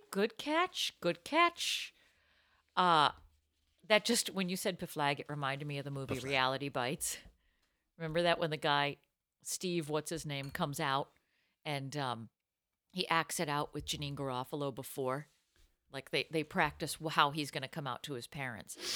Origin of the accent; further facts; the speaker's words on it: Ireland; as an Irish girl